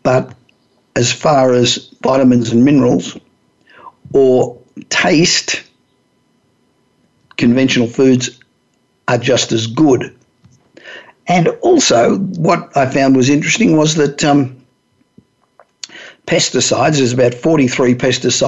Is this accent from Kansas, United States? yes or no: no; Los Angeles, California, United States; broadcasting today from my hometown of Los Angeles